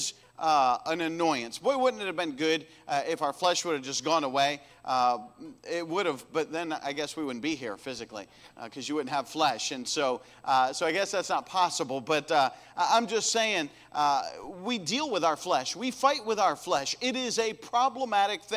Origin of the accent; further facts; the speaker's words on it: United States; we come from America, the Christian nation